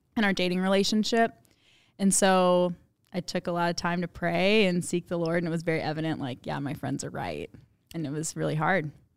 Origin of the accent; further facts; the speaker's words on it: Memphis, Tennessee, United States; moved away; I grew up in Memphis, Tennessee.